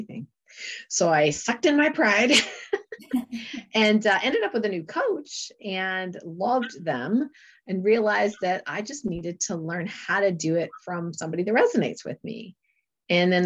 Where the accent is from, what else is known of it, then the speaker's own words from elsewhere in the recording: Canada; moved away as an adult; also born or lived in Lake Placid, New York; when I moved to Lake Placid from Canada